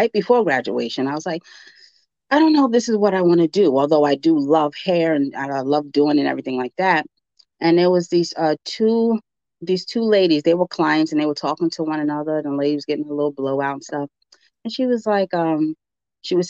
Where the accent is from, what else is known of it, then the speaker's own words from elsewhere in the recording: New York, United States; I'm a New Yorker to the heart. I left New York for a little bit